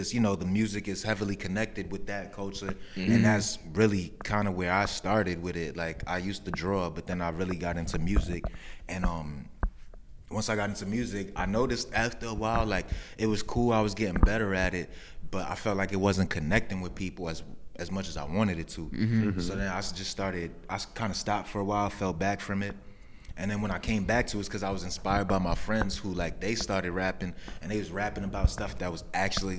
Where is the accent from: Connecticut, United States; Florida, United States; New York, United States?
New York, United States; New York City; I'm from Lower East Side, Manhattan